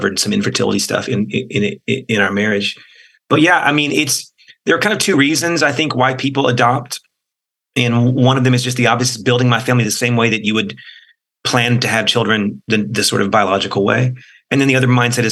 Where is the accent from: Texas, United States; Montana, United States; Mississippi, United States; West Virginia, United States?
Texas, United States; College Station; We grew up in College Station